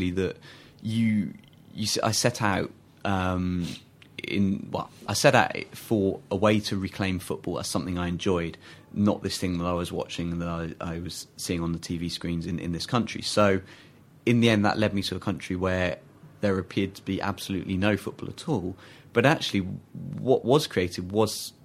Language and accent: English; England, United Kingdom; as an English kid